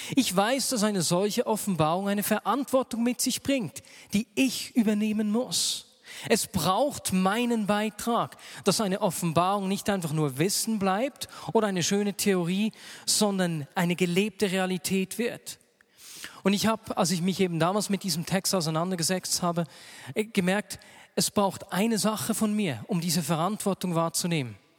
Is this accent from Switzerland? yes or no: yes; Switzerland; bei uns in der Schweiz